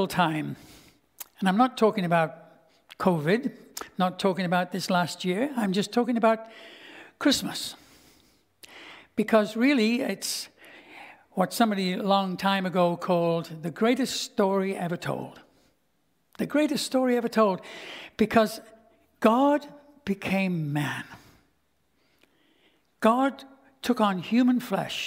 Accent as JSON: {"language": "English", "town": "Liverpool", "region": "North West England", "country": "United Kingdom", "tie": "born or raised there", "also_born_or_lived": "Stouffville, Ontario, Canada", "moved": "as an adult", "lives_now": "Canada", "said": "my hometown of Liverpool"}